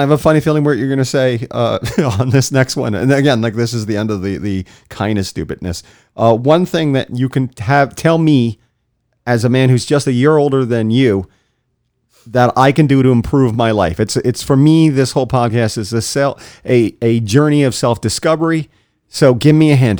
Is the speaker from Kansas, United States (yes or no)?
no; St. Lucie County, Florida, United States; I grew up in Saint Lucie County